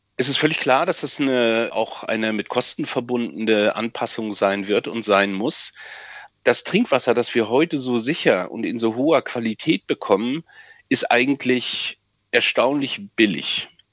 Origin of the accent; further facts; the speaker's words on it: Germany; hier bei uns in Deutschland und Mitteleuropa, wir leben oder haben bisher in einem wasserreich und leben auch weiterhin in einem wasserreichen Land